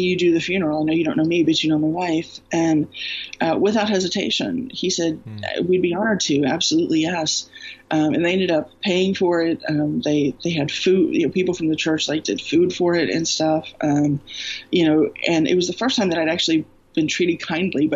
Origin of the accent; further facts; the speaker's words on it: Houston, Texas, United States; I grew up in Houston, Southern Baptist